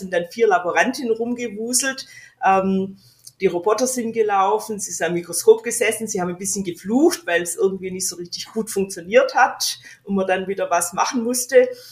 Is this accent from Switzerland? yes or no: no; Australia; moved away; ich bin Australierin